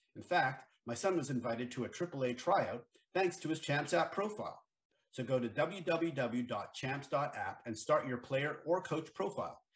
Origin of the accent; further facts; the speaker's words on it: near University of Vermont, United States; I grew up right near University of Vermont